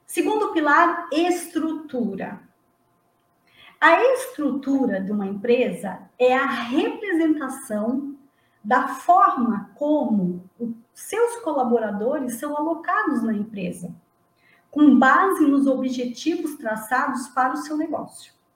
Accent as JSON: {"language": "Portuguese", "region": "Santa Catarina", "country": "Brazil", "said": "Não sou gaúcha, eu sou de Santa Catarina mas está ali pertinho"}